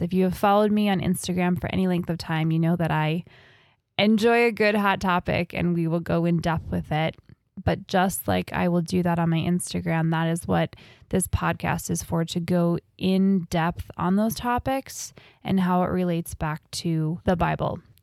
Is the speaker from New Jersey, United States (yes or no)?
yes; New Jersey, United States; So I grew up in New Jersey.